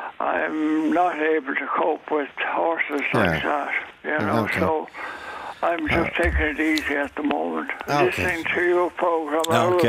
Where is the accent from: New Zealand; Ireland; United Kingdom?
Ireland; Cootehill, County Cavan; born there; No, I was born in Cavan, not in Virginia, though, but closer to Coot Hill, but still in Cavan.